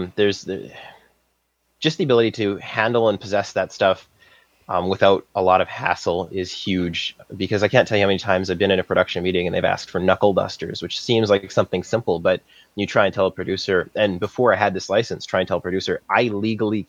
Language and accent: English; Saskatchewan, Canada; moved away as an adult; now in Vancouver, Canada; I'm from Saskatchewan, and I studied mechanical engineering at the University of Saskatchewan